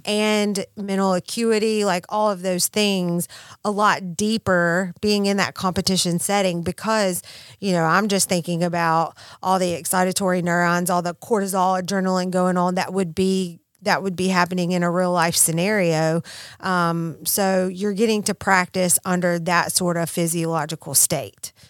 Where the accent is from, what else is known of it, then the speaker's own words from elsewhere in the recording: Mississippi, United States; I'm from Mississippi